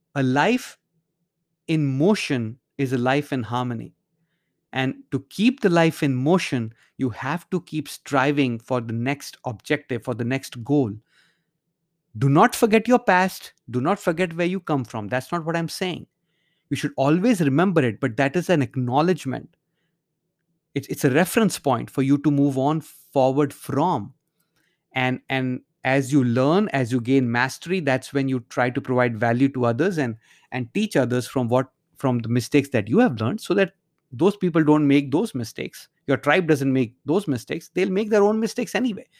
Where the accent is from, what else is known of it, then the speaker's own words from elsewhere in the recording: India; moved away; while growing up in India, I used to live in a large subdivision